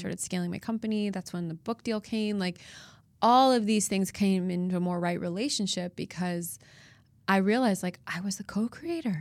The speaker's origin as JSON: {"language": "English", "town": "Chicago", "region": "Illinois", "country": "United States", "moved": "as an adult", "lives_now": "Nashville, United States", "said": "I'm from Chicago originally and spend most of my life there"}